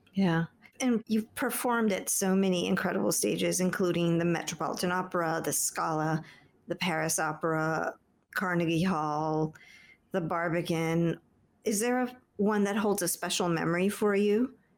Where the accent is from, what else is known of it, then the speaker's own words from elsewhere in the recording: Peru; I'm from Peru